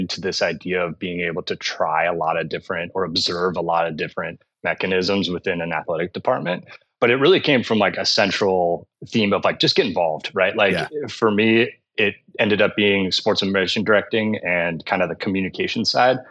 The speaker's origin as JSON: {"language": "English", "town": "San Diego", "region": "California", "country": "United States", "tie": "born or raised there", "moved": "yes", "said": "I grew up in San Diego, which is, you know, obviously a hotbed for baseball"}